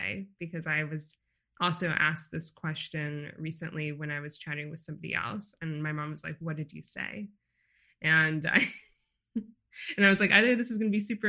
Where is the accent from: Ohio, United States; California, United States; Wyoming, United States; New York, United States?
California, United States; Santa Barbara; I'm from Santa Barbara, which is a small beach town in California